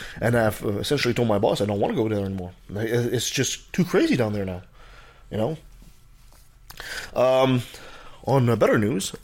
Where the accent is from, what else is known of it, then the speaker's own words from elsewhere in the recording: Canada; I'm a Canadian.